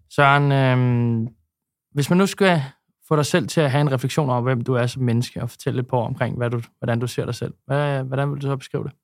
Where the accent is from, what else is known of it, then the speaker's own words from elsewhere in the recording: Copenhagen, Capital Region of Denmark, Denmark; københavner, når man er vokset op herinde